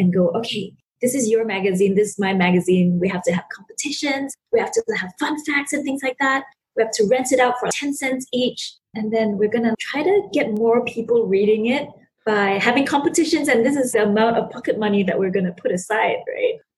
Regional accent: Sabah, Malaysia; growing up in Sabah and detached from the capital city

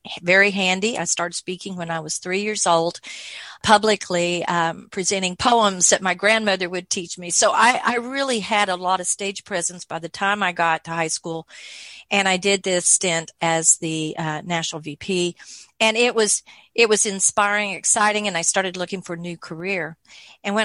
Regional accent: Oklahoma, United States; moved away as an adult; now in Pflugerville, United States; I was born in Oklahoma, the other side of the Red River

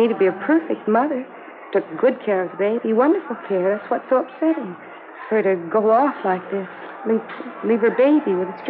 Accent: Cincinnati, Ohio, United States; Oh, no. I'm from Cincinnati. I got on the bus there and then went down to Dallas.

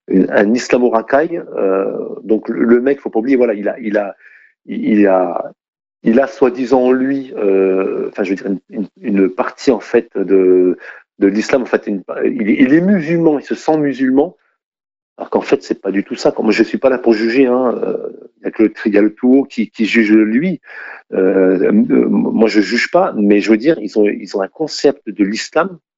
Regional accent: France; Je suis français, je ne connais pas l'islam.

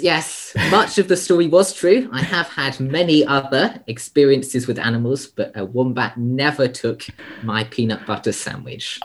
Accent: United Kingdom; now in Sydney, Australia; I'm a British born Australian conservationist.

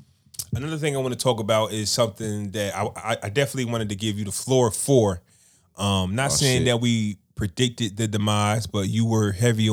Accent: Toronto, Ontario, Canada; I'm not even from here. I'm from Toronto.

